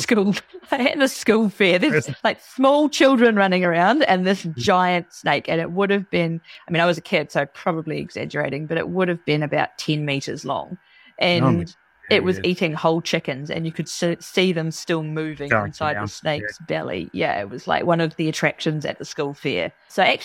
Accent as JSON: {"language": "English", "country": "Papua New Guinea", "tie": "born or raised there", "moved": "yes", "said": "I grew up in Papua New Guinea"}